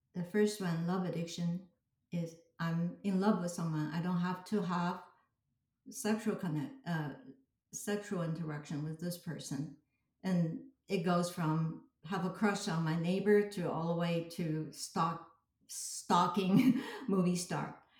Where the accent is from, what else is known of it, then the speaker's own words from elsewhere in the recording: Taipei, Taiwan; I was born in Taipei, Taiwan, and grown up in a Chinese culture